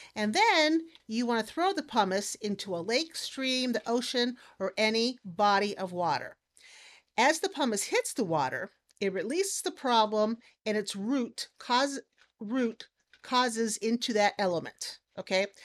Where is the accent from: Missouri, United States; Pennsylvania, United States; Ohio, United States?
Ohio, United States; Hartville; also born or lived in Cuyahoga Falls, Ohio / Wayne County, Ohio; now in Wooster, United States; I grew up in Hartville, which too was Amish.